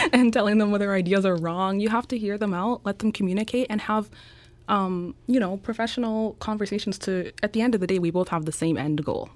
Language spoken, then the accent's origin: English; Winnipeg, Manitoba, Canada; moved away as an adult; I was born and raised in Canada. I'm actually from Winnipeg, Manitoba, so small town